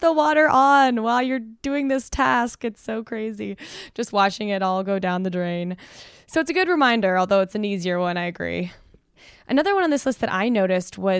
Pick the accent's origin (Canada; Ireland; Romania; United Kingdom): Canada; moved away; I grew up with one in Canada